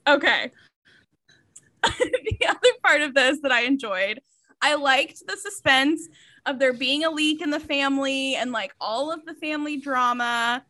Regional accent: Georgia, United States; We are both from Georgia.

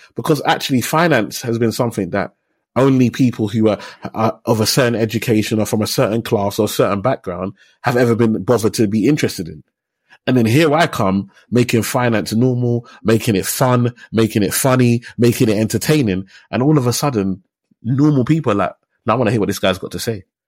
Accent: London, United Kingdom; I grew up in Tower Hamlets. I was born in Whitechapel. So I'm from Tower Hamlets.

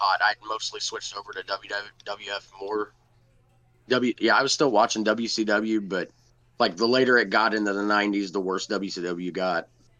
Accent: Cincinnati, Ohio, United States; moved away; I grew up in Cincinnati

